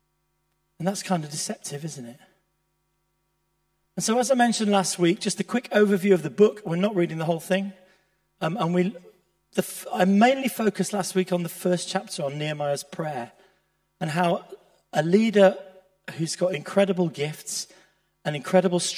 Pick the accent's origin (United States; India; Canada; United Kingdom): United Kingdom; Leeds, Yorkshire and the Humber; I grew up in Leeds